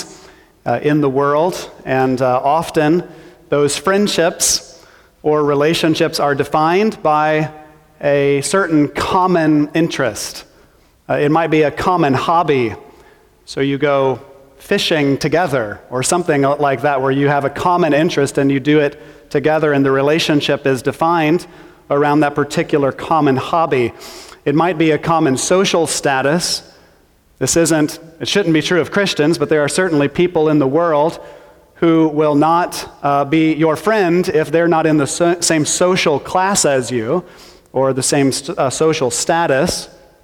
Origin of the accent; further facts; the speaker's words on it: Missouri, United States; I'm from Missouri